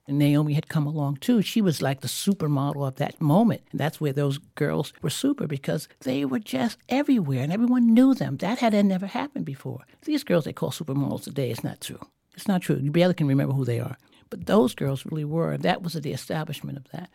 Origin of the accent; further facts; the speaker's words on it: New York, United States; I'm born and raised in New York